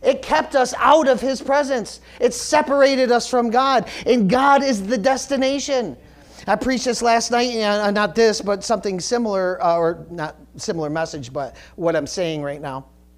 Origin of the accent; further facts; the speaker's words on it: United States; being American